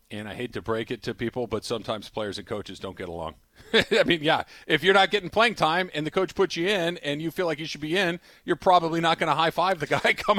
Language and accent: English; Arcadia, California, United States; I grew up in Arcadia